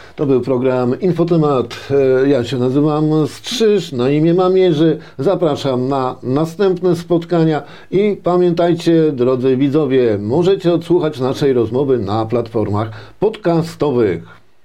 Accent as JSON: {"language": "Polish", "country": "Poland", "tie": "born or raised there", "said": "Ja się urodziłem na wsi, mieszkałem na wsi, e, pracowałem na wsi, tej perelowskiej wsi"}